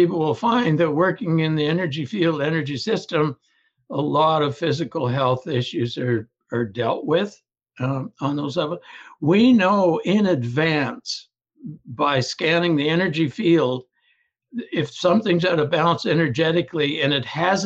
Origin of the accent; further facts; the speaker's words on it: Ontario, Canada; now in British Columbia, Canada; I was born and raised in Ontario, but in British Columbia now